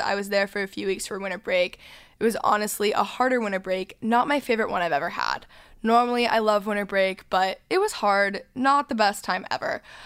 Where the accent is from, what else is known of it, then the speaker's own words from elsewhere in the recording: North Texas, United States; I grew up in North Texas